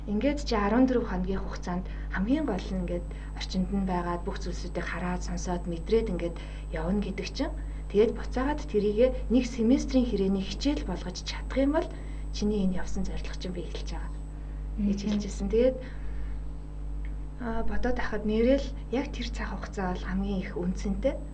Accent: Mongolia; moved away as an adult; also born or lived in South Korea; Зарим үед нөгөө Монгол гадаад оюутан гэдгээрээ нэг жаахан хавчигдах зүйлсүүд байна.

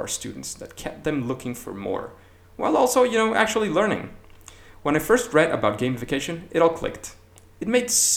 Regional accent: Caracas, Capital District, Venezuela; moved away as an adult; now in Madrid, Spain; I was born in May 9th in Caracas, in Venezuela, where I graduated as a software engineer and later got my MBA

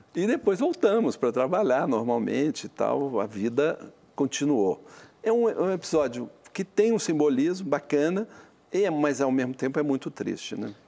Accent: Minas Gerais, Brazil; eu sou mineiro

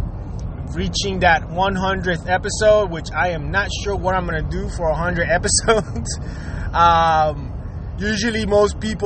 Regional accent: Jersey City, New Jersey, United States; moved away as an adult; also born or lived in Puerto Rico; now in Miami, United States; my teenage life was being raised in Jersey City, New Jersey

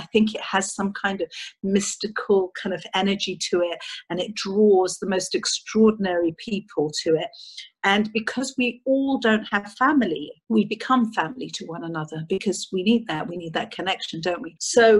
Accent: England, United Kingdom; born there; I was born in England to a Greek mother and a Cypriot father.

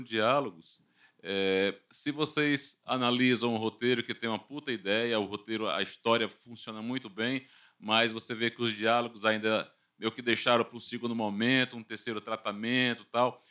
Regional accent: Fortaleza, Ceará, Brazil; sou de Fortaleza, no Ceará.

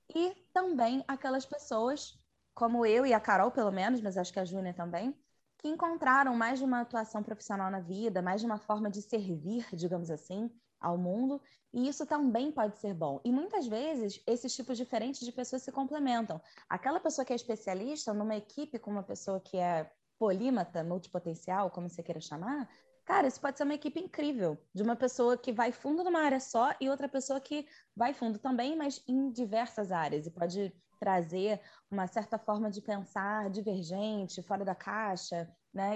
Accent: Rio de Janeiro, Brazil; now in Petrópolis, Brazil; Eu sou carioca, atualmente moro em Petrópolis

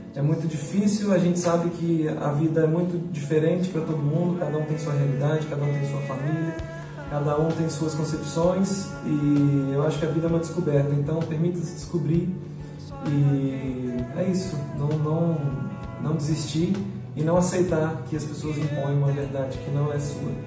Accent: Linhares, Espírito Santo, Brazil; eu sou um cara que nasci no Pontal do Piranga, meu pai é biólogo, eu vivi na praia é, até os seis anos de idade

